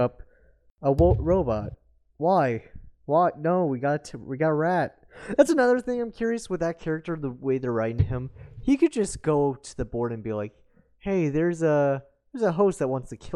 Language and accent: English; Canada; I'm Canadian